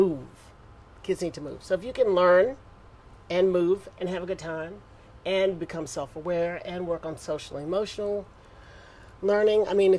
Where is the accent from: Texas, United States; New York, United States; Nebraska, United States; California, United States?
Texas, United States; I'm from Texas too